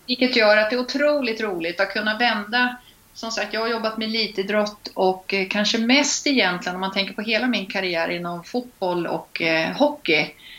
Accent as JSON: {"language": "Swedish", "town": "Linköping", "region": "Östergötland", "country": "Sweden", "tie": "born or raised there", "accent": "östgötska", "moved": "yes", "lives_now": "Stockholm, Sweden", "said": "jag är uppvuxen på gård utanför Linköping"}